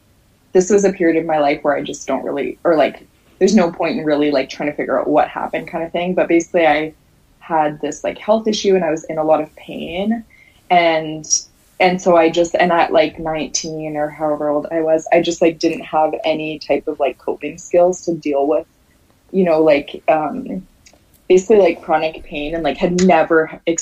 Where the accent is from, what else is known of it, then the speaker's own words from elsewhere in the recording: Calgary, Alberta, Canada; moved away as an adult; also born or lived in Nova Scotia; I'm from Calgary, Alberta, and for some reason I decided that like I just wanted to change my whole life, and I wanted to get like as far away from like my hometown and like my high school as possible